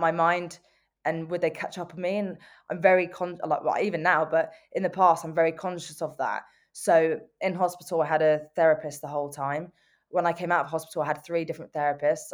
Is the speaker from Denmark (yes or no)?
no; London, United Kingdom; I'm from North London and I'm twenty-six years old